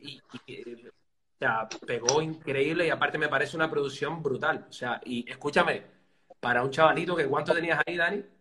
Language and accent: Spanish; Telde, Canary Islands, Spain; soy de Telde, de, un, bueno, es un, eh, o sea, un barrio concretamente, Los Caserones Altos, pero una ciudad de, Gran Canaria